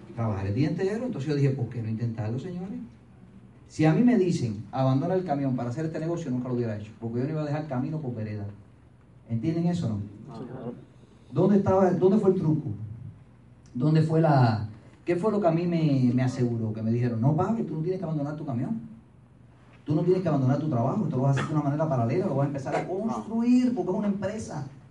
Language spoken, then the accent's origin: Spanish; Pinar del Río, Cuba; moved away; soy de Pinal del Río